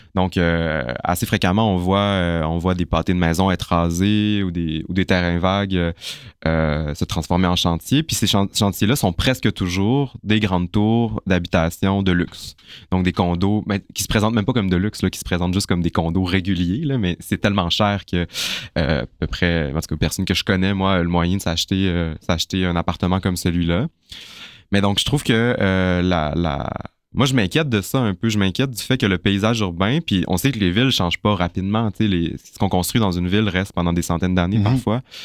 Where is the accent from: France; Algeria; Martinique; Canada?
Canada; Chicoutimi, Quebec; now in Montreal, Canada; j'ai grandi à Chicoutimi